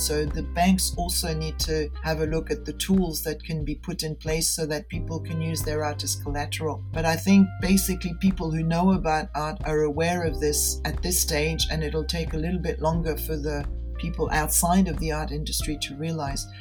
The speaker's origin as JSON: {"language": "English", "region": "Geneva", "country": "Switzerland", "tie": "born or raised there", "also_born_or_lived": "Denver", "said": "I returned to my hometown, Geneva, in Switzerland"}